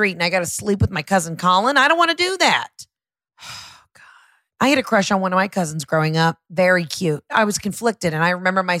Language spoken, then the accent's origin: English; Georgia, United States; I'm from Georgia